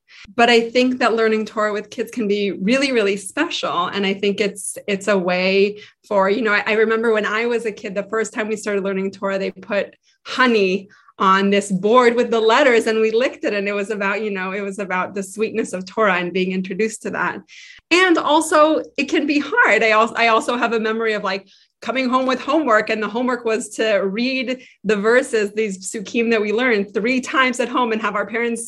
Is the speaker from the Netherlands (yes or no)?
no; Israel; moved away as an adult; also born or lived in Boston / Minnesota; now in Washington, D.C., United States; I grew up in Israel, actually. My parents are from Denver